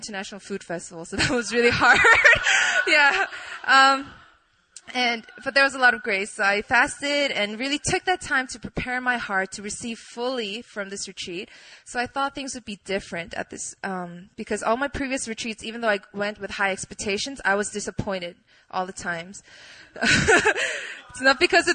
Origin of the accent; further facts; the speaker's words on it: Poland; moved away; I grew up in Poland